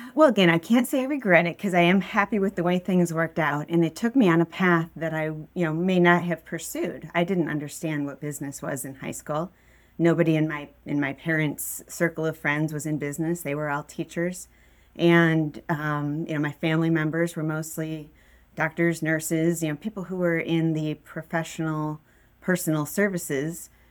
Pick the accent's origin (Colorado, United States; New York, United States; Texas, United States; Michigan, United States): Michigan, United States; West Bloomfield; I grew up in West Bloomfield